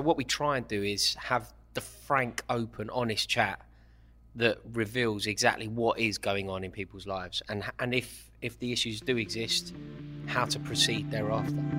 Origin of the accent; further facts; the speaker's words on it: London, United Kingdom; life growing up in Stratford without a father and growing up in Kilburn without a father